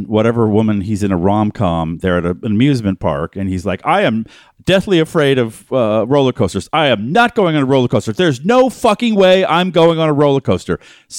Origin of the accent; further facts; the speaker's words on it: Boston, Massachusetts, United States; I grew up in Boston. I never heard anyone talk.